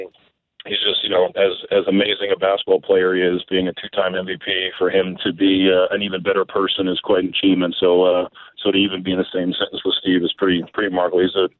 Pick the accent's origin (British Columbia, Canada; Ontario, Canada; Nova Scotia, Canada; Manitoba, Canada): Manitoba, Canada; Winnipeg; born or raised there